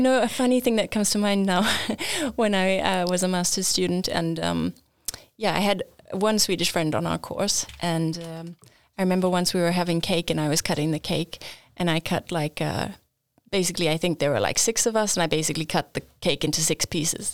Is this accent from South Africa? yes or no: yes; Johannesburg, Gauteng, South Africa; moved away as an adult; now in Linköping, Sweden; I am from South Africa. I grew up in Johannesburg and, uh, studied there